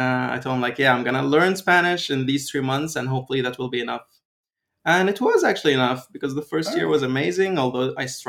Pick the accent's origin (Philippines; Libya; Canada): Libya; also born or lived in Austria / Venezuela; I'm from Libya, although I was born in Austria and lived most of my life in Venezuela. But ethnically speaking, I'm 100% Libyan.